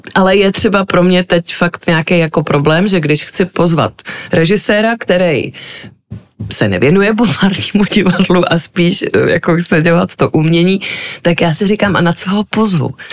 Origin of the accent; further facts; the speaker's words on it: Prague, Czechia; jsem vyrůstala prostě v divadelní rodině, e, takže jsem byla pořád v divadle, už od plenek v Žižkovském divadle